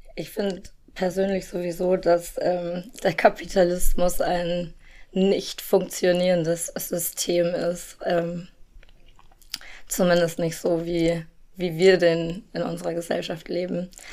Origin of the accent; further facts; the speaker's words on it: Germany; ich bin in Deutschland geboren und aufgewachsen